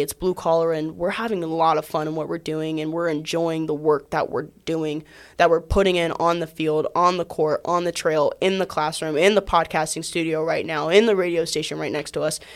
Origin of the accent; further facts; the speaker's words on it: Atlanta, Georgia, United States; I'm from Atlanta